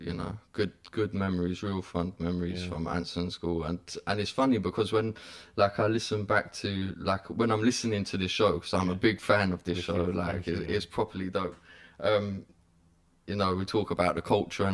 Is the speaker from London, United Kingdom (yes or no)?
yes; London, United Kingdom; I'm from Cricklewood, just up the road from Kilburn, shoot up hill, born and raised. I grew up around shoot up hill